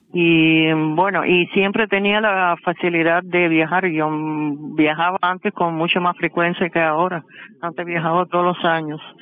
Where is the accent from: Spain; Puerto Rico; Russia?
Russia; Kursk, Kursk Oblast; Spanish is a second language; moved away as an adult; now in Havana, Cuba; Nací en Rusia, ciudad Kursk